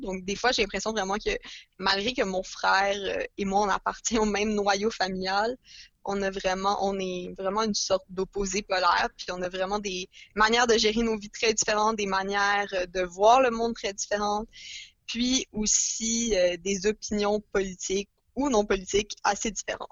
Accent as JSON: {"language": "French", "town": "Montreal", "region": "Quebec", "country": "Canada", "tie": "born or raised there", "said": "J'ai grandi à Montréal toute ma vie, comme Lily."}